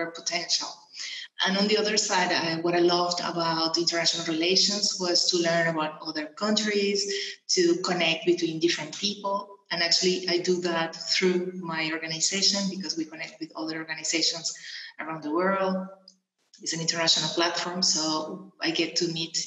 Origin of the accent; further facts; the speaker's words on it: Venezuela; moved away as an adult; also born or lived in England; now in Portugal; I was born in Venezuela. And then I moved from Venezuela when I was 21 years old. I moved to England